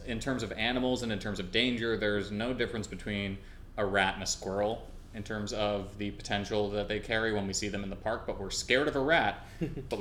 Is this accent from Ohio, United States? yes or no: no; New York, United States; growing up in New York